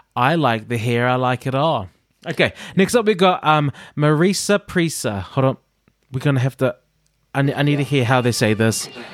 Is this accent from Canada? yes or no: no; New Zealand; now in United Kingdom; I'm from New Zealand